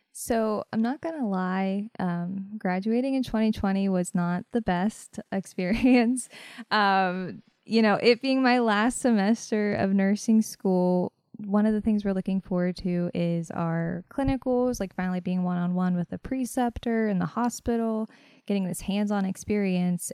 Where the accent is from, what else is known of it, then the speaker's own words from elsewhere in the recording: Fairmont, West Virginia, United States; moved away as an adult; also born or lived in Morgantown, West Virginia; now in Martinsburg, United States; I am originally from Fairmount, West Virginia, born and raised.